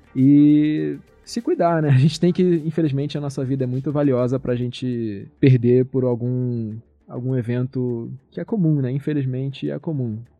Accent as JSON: {"language": "Portuguese", "region": "Rio de Janeiro", "country": "Brazil", "moved": "as an adult", "lives_now": "São Paulo, Brazil", "said": "eu sou do Rio"}